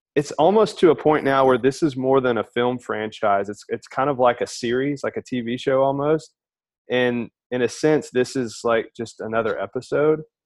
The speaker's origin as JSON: {"language": "English", "region": "Alabama", "country": "United States", "tie": "born or raised there", "moved": "as an adult", "lives_now": "Houston, United States", "said": "I'm from Alabama originally. Was born and raised there"}